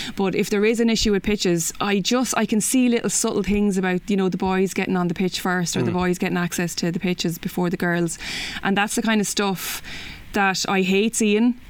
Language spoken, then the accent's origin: English; Kilkenny, Leinster, Ireland; now in Dublin, Ireland; I'm from Kilkenny